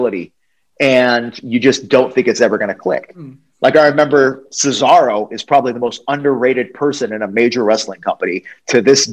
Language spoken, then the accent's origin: English; New England, United States; I grew up in New England, which is, you know, Connecticut, New York, all that stuff.